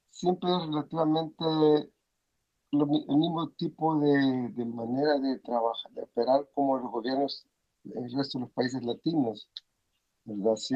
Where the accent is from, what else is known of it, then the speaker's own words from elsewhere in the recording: El Salvador; now in United States; si muchos salimos del Salvador